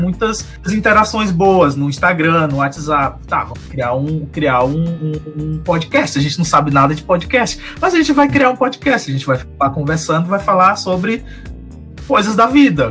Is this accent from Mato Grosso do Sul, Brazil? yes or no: no; Maranhão, Brazil; now in Santa Catarina, Brazil; eu sou maranhense, mas eu moro em Santa Catarina, né? Tô morrendo de saudade do meu estado